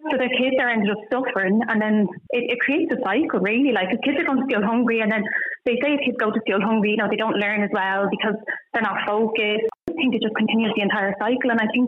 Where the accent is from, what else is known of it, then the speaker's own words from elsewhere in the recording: Dublin, Leinster, Ireland; moved away as an adult; I'm from Ballymun myself, but I don't live there anymore. We moved out of there about 4 years ago.